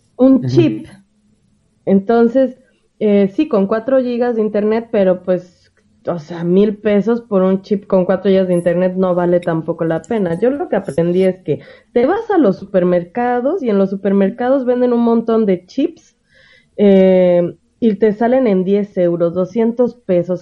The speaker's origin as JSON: {"language": "Spanish", "country": "Mexico", "moved": "yes", "said": "en mi país"}